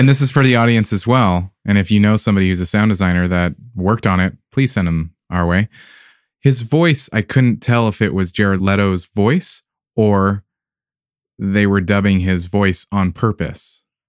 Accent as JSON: {"language": "English", "town": "San Diego", "region": "California", "country": "United States", "tie": "born or raised there", "said": "San Diego, I was like, \"Oh, man, my hometown.\""}